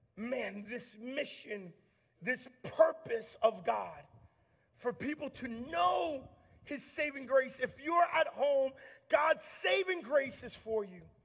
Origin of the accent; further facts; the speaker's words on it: Long Island, New York, United States; I grew up in Long Island, New York